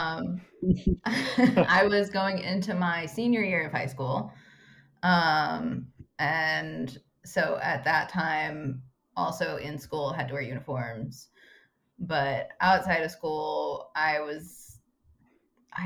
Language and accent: English; Ohio, United States; moved away; back at home in Ohio